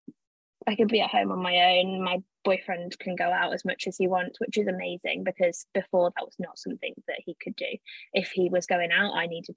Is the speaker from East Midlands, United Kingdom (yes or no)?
yes; Leicester, East Midlands, United Kingdom; moved away as an adult; also born or lived in Cambridge; I'm from Leicester originally.